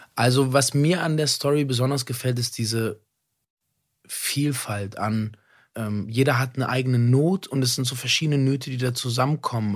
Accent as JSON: {"language": "German", "region": "Berlin", "country": "Germany", "said": "ich komme aus Berlin"}